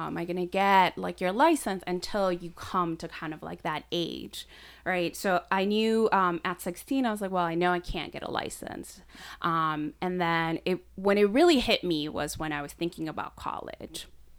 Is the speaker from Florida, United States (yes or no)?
no; Chicago, Illinois, United States; So we came to Chicago. We had family. We still have family that lives in Chicago. And so I grew up in Logan Square. I've been there for 22 years.